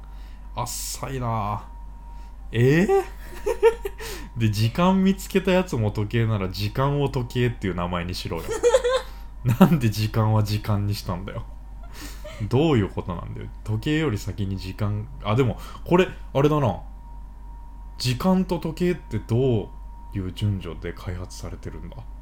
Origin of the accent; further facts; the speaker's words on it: Kansai, Japan; accent: Kansai dialect; 関西弁で読むミスを連発してしまった